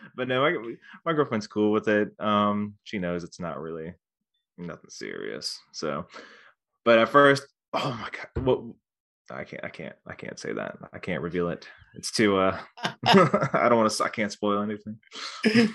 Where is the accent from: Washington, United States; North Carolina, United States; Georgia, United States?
North Carolina, United States; near Wilmington; I'm actually from, like, around Wilmington, well, just outside Wilmington.